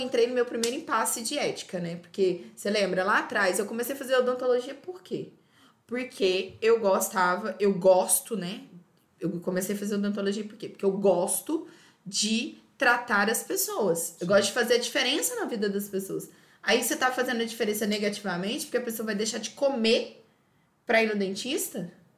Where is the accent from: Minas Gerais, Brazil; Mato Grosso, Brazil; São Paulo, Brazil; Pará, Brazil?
Minas Gerais, Brazil; moved away as an adult; also born or lived in Euclides da Cunha, Bahia; now in Feira de Santana, Brazil; A gente é mineiro, gente. A única coisa que não tem Minas é o quê? praia, é mar